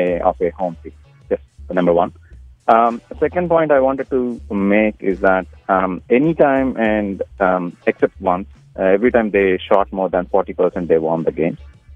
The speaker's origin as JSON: {"language": "English", "town": "Newark", "country": "United States", "moved": "yes", "lives_now": "Lemoore, United States", "said": "I'm from Newark."}